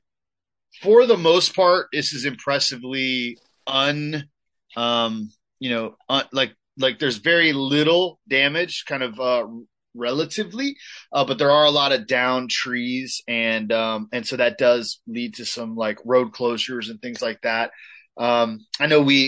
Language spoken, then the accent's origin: English; Ohio, United States; now in Tampa, United States; I was actually from Ohio